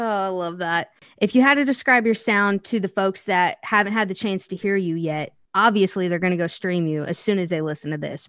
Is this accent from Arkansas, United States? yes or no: no; Missouri, United States; now in Nashville, United States; I'm from Missouri